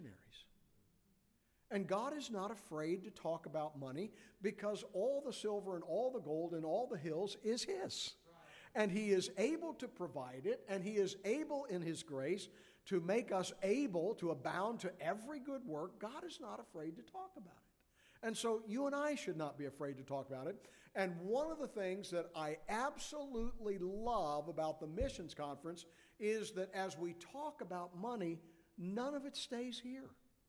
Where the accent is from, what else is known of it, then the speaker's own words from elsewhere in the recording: Kentucky, United States; I am from Kentucky